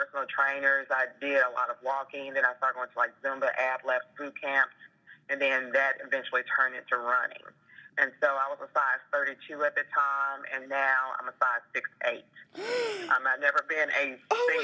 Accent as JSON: {"language": "English", "town": "Memphis", "region": "Tennessee", "country": "United States", "moved": "yes", "said": "I'm originally from Memphis, Tennessee"}